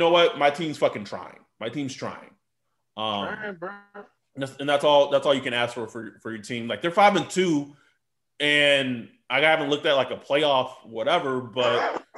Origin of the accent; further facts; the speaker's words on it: Texas, United States; moved away as an adult; now in California, United States; from, born and raised in Texas, lived there 19 years of my life, and I still consider it home. Like I still don't consider California home